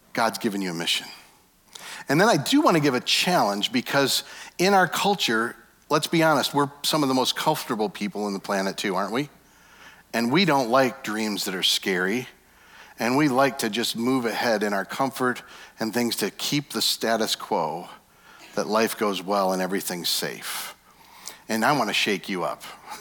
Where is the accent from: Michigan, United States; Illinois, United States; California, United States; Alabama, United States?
Michigan, United States; West; I'm from West Michigan